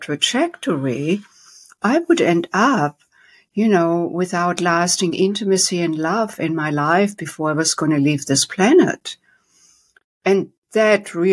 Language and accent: English; Germany; moved away as an adult; now in United States; I was born and raised in Germany with a very strict dad